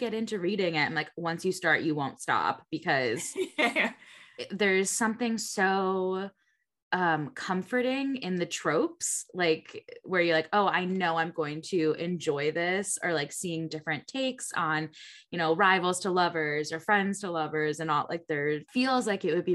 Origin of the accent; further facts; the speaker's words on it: Connecticut, United States; also born or lived in Niagara Falls; now in Buffalo, United States; I'm originally from Connecticut